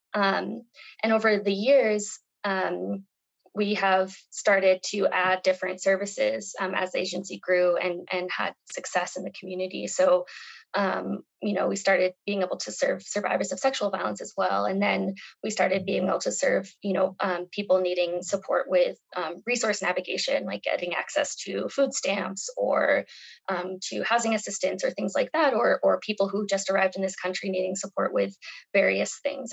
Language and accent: English; Albuquerque, New Mexico, United States; moved away as an adult; also born or lived in Nepal / Vietnam; I grew up here in New Mexico